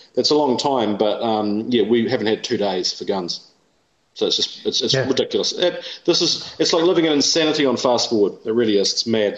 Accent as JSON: {"language": "English", "region": "England", "country": "United Kingdom", "moved": "yes", "lives_now": "New Zealand", "said": "I'm English myself"}